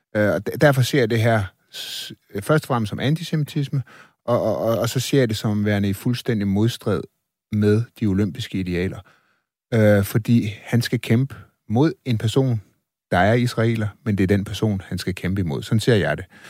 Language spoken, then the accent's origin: Danish; Denmark; vi er selvfølgelig også fra Danmark